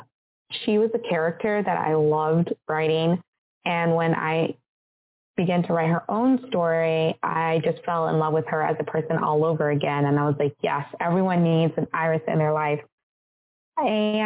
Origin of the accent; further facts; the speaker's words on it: United States; I'm from America. Like, I grew up as an American, even though I'm half African.